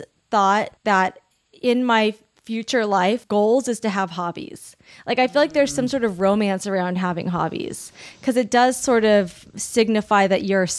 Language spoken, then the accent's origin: English; Long Beach, California, United States; Long Beach.